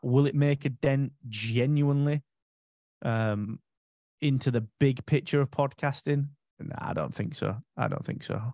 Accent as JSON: {"language": "English", "country": "United Kingdom", "said": "for five years, I was the only Brit there"}